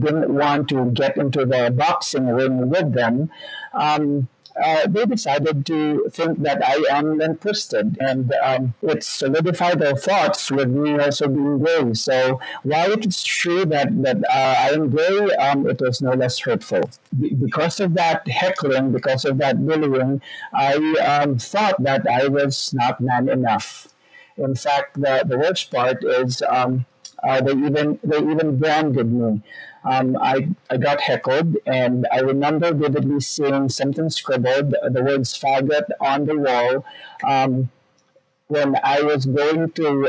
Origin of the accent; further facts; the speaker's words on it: Bacolod, Western Visayas, Philippines; now in Texas, United States; I grew up in the Philippines. So I grew up in Bacolod City, Philippines